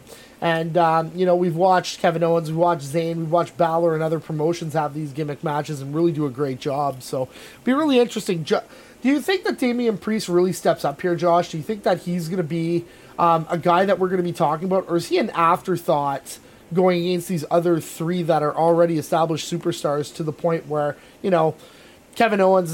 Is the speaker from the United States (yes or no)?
no; Canada; we're Canadian and we're proud Canadians